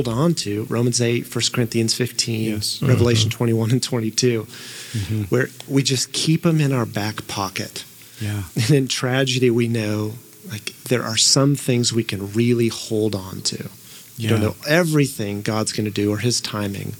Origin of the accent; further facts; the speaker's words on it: Tulsa, Oklahoma, United States; growing up in Tulsa, and I went to Oral Roberts University